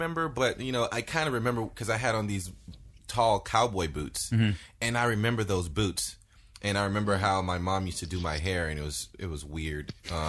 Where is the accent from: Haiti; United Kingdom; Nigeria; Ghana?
Haiti; also born or lived in Miami, Florida; now in United States; I was born in Haiti. Mm-hmm. And so I moved to Miami in 1985.